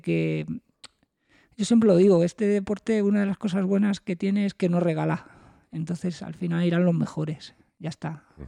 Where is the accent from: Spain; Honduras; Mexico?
Spain; somos los españoles